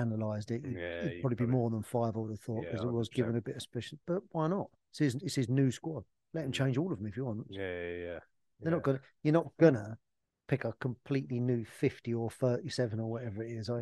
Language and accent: English; Essex, East of England, United Kingdom; I grew up in Essex